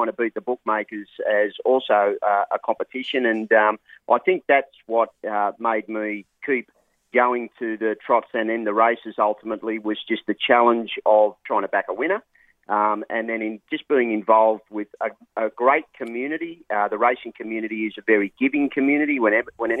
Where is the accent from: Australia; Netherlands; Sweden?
Australia; Cronulla, New South Wales; also born or lived in Sydney / Gold Coast, Queensland; moved to the Shire, which I sort of call my spiritual home, and grew up in the Cronulla